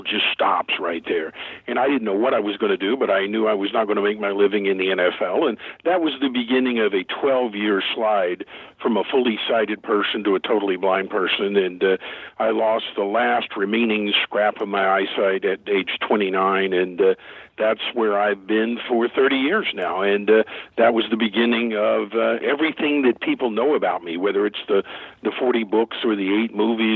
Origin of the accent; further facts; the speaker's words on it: Tulsa, Oklahoma, United States; I grew up here in Tulsa, Oklahoma